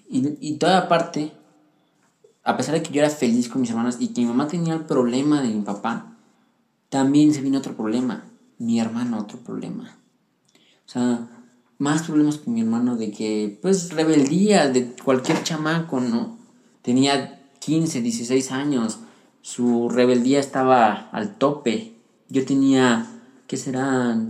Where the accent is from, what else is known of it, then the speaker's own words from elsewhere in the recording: Pachuca, Hidalgo, Mexico; also born or lived in Puebla; cuando yo crecí en Pachuca Hidalgo